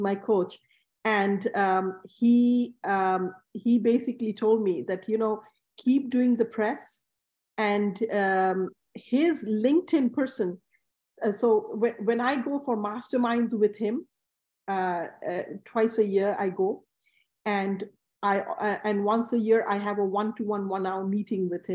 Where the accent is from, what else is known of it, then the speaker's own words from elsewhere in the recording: Bangladesh; now in New York, United States; I grew up in Bangladesh